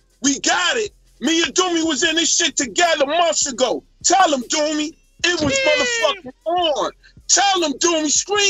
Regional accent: Brooklyn, New York, United States; I'm from Brooklyn, that's Crown Heights.

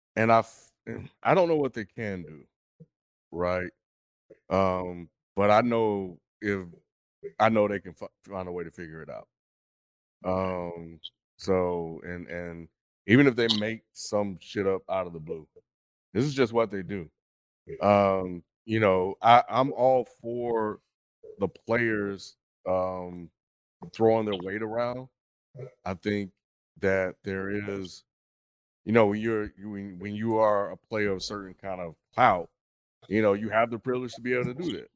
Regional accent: Meridian, Mississippi, United States; moved away; Meridian, Mississippi.

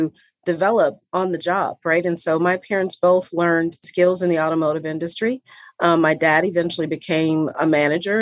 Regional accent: Detroit, Michigan, United States; moved away; also born or lived in Atlanta; growing up in Detroit

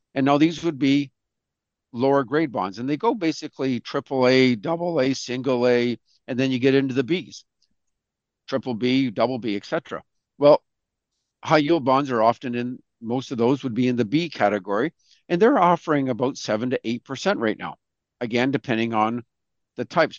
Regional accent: Canada; we're all proud Canadians here

